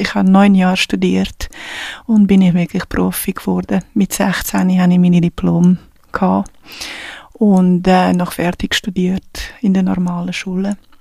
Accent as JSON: {"language": "German", "country": "Portugal", "tie": "born or raised there", "second_language": "German", "moved": "yes", "said": "da, wo ich geboren bin, in einer kleinen Stadt in Portugal"}